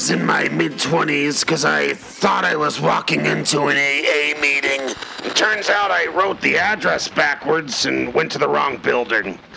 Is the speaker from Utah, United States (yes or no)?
no; Tampa, Florida, United States; I'm from Tampa.